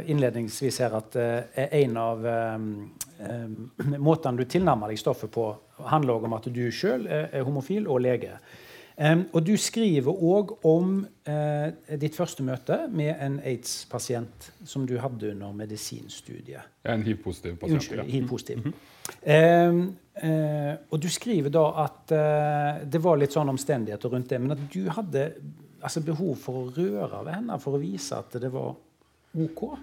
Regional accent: Karmøy, Rogaland, Norway; For det fantes jo veldig lite informasjon på Karmøyene der jeg vokste opp.

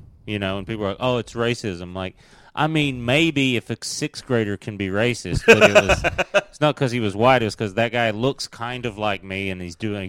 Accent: Tennessee, United States; also born or lived in Kentucky; I played junior college baseball in Tennessee, and then I went to Western Kentucky University. And growing up in Tennessee

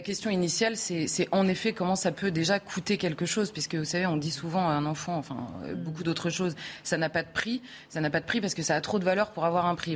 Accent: France; accent: very French; j'ai un accent très français

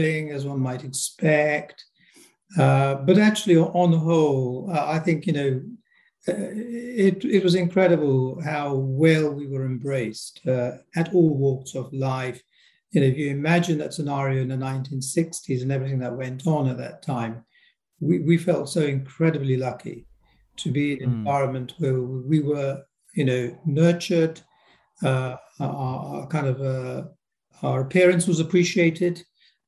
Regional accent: Gillingham, South East England, United Kingdom; also born or lived in Nairobi, Kenya; I was born in Nairobi in Kenya, and we arrived at the time of the big rush in the 1960s. I was around 10 at the time, so we found ourselves in Gillingham in Kent, and that's where I grew up

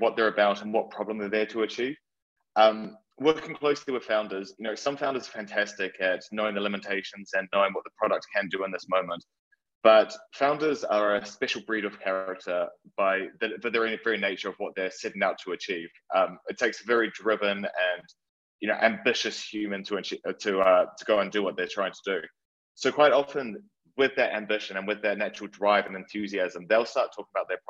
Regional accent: New Zealand; moved away as an adult; now in London, United Kingdom; I'm originally from New Zealand, and when I moved to London 8 years ago

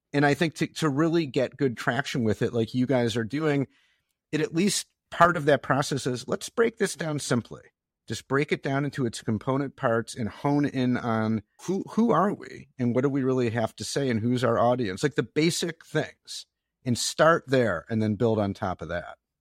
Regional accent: Detroit, Michigan, United States; I grew up in Detroit

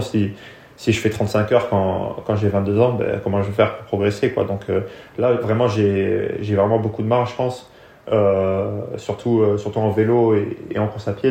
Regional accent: France; also born or lived in England; la, France, c'est là où j'ai grandi

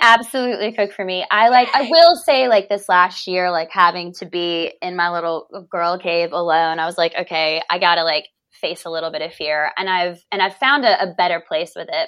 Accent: Charlotte, North Carolina, United States; I'm from Charlotte, North Carolina

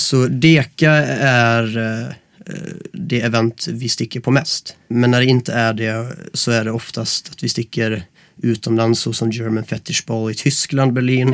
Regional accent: Gothenburg, Västra Götaland, Sweden; moved away as an adult; now in Stockholm, Sweden

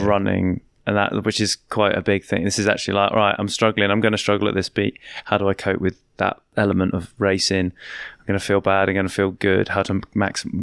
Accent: Wiltshire, South West England, United Kingdom; now in London, United Kingdom; I'm from Wiltshire

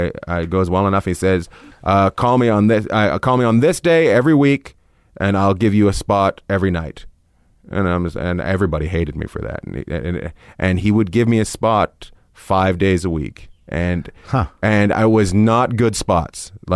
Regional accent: Canada; hey, I'm from Canada.

